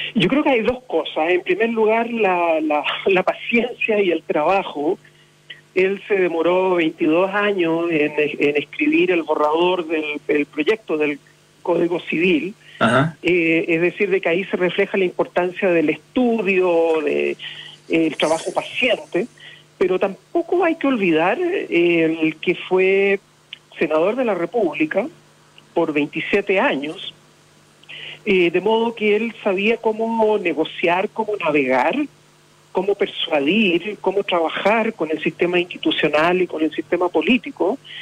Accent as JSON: {"language": "Spanish", "town": "Punta Arenas", "region": "Magallanes and Chilean Antarctica", "country": "Chile", "said": "soy magallánico, soy puntarenense y no lo voy a olvidar nunca"}